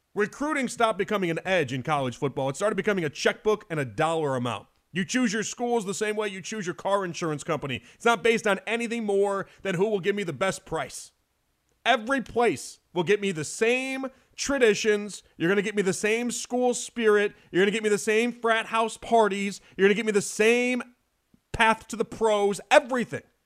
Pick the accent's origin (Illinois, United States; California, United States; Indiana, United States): Illinois, United States; Chicago; I grew up in Chicago in the time of John Shire